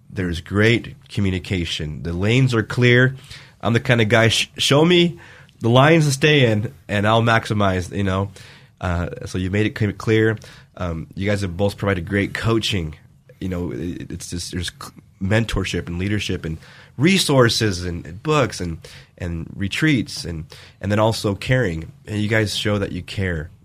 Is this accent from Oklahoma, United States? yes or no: no; Vale, Oregon, United States; moved away; my hometown, Vail, Oregon